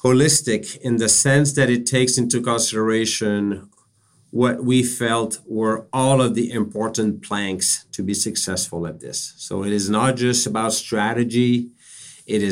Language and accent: English; Canada; now in Boston, United States; I'm a Canadian by background. I'm based in Boston